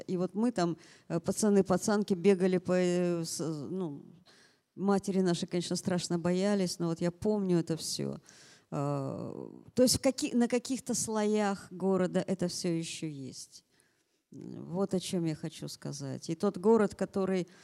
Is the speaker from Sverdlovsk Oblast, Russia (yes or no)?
yes; Yekaterinburg, Sverdlovsk Oblast, Russia; moved away as an adult; now in Moscow, Russia; Екатеринбург, повторяю, мой родной город